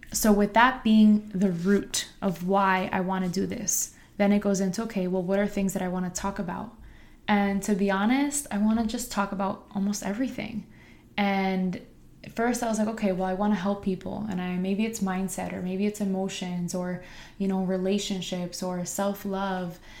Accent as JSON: {"language": "English", "town": "Harrison", "region": "New Jersey", "country": "United States", "tie": "born or raised there", "said": "I teach in my hometown where I also went to school"}